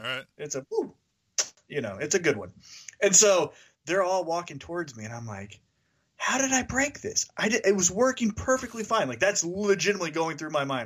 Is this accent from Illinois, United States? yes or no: no; Kansas City, Missouri, United States; that's my hometown